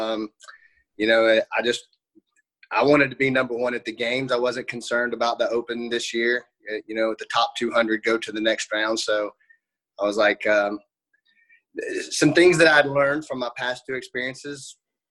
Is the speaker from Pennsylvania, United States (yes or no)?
no; Johnson City, Tennessee, United States; also born or lived in Banner Elk, North Carolina; I grew up in Johnson City, Tennessee. I still live here currently.